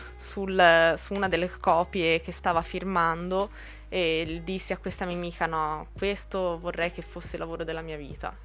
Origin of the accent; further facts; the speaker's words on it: Pescia, Tuscany, Italy; also born or lived in Borgo a Buggiano; nata a Pescia, vivo a Borgo Buggiano, quindi sono toscana